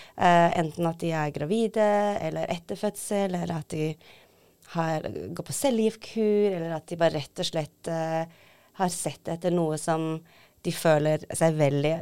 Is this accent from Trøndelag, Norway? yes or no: no; Tromsø, Troms, Norway; moved away as an adult; also born or lived in Seoul, South Korea / London, United Kingdom; opprinnelig født i Seoul i Sør-Korea, adoptert til Tromsø, vokste opp der.